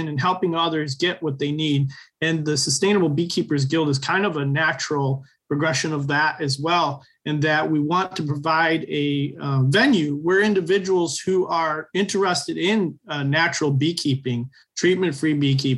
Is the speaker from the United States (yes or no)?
yes; Michigan, United States; So I invited the U.S. The Department of Agriculture from our state, the Michigan Department of Agriculture